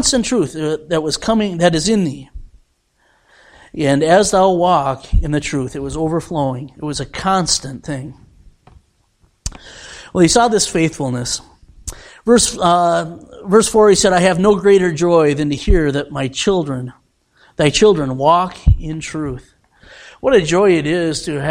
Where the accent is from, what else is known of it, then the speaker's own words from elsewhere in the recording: United States; I am an American